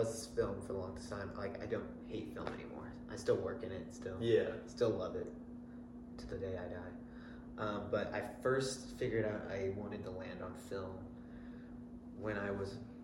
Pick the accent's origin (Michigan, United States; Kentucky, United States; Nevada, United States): Kentucky, United States; Louisville; also born or lived in Lexington, Kentucky; I moved to Louisville when I was 3, and I've lived there ever since